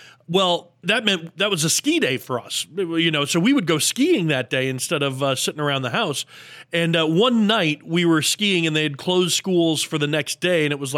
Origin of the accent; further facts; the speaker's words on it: Minnesota, United States; moved away; I'm originally from Minnesota, so I have that, Midwest thick skin where I don't get as cold as others do.